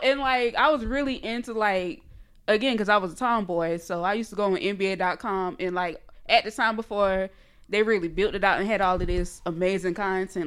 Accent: small area outside Jacksonville, Florida, United States; born or raised there; accent: Geechee; now in Atlanta, United States

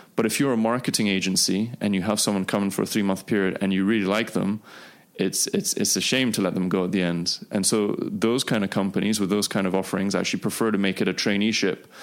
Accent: Dubai, United Arab Emirates; also born or lived in United Kingdom; I grew up here in Dubai

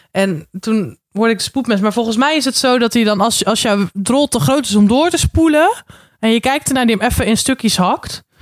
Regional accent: Randstad, Netherlands

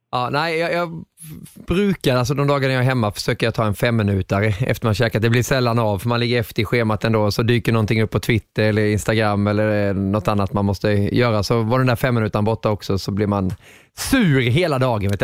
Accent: Småland, Sweden; accent: småländska; min småländska på den tiden

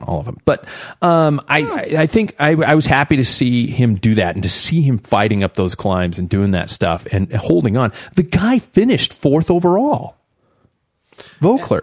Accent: United States; we're from the United States

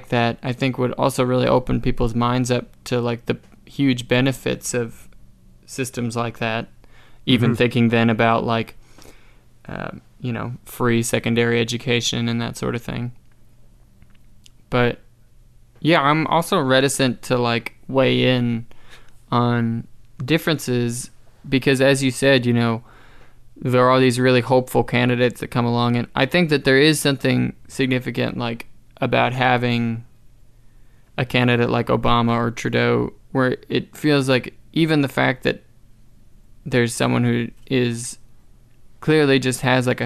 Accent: New Hampshire, United States; moved away as an adult; also born or lived in Arizona; now in Canada; I was born in Arizona. I was raised in New Hampshire

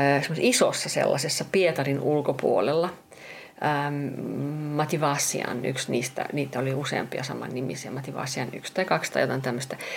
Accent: Finland; mä oon, mä oon Suomesta, että kyllä mä oon tottunut, että on kylmää

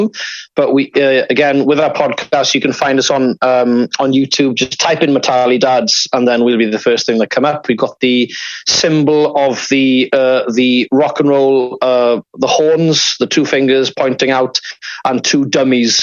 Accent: Cardigan, Wales, United Kingdom; I'm from Cardigan originally, hence the accent.

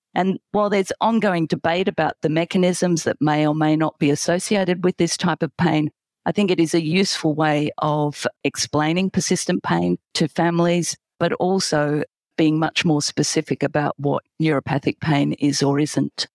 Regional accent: Australia; accent: Australian; now in London, United Kingdom; from my accent that I'm gonna say Australia

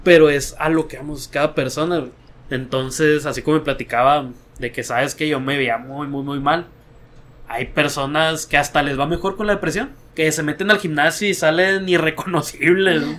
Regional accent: Sinaloa, Mexico; somos de Sinaloa. Mi mamá es de un ranchito

